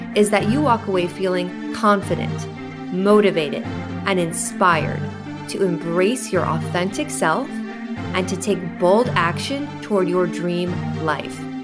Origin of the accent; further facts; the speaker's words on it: Chicago, Illinois, United States; I'm from Chicago